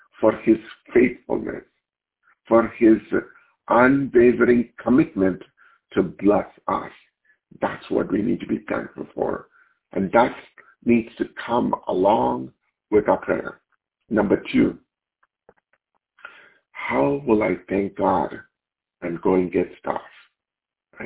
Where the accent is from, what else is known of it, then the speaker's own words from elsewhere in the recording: India; moved away; Growing up in India, where we didn't have so much of means, my mom was abandoned